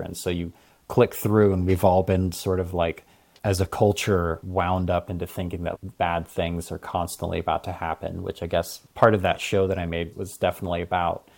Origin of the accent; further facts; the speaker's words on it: Hawaii, United States; I grew up in Hawaii